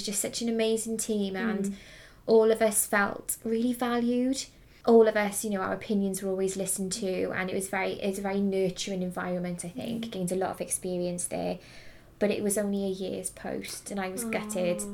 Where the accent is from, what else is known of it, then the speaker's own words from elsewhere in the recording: Newport, Wales, United Kingdom; also born or lived in Liverpool; I'm from Newport originally, and then I went to university up in Liverpool, and then moved back down again